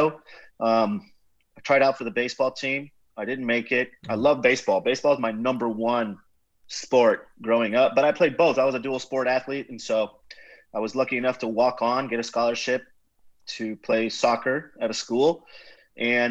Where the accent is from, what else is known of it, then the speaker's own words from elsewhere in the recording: Nicaragua; moved away as an adult; now in Houston, United States; I'm originally from Nicaragua, grew up, went to high school there, played baseball, soccer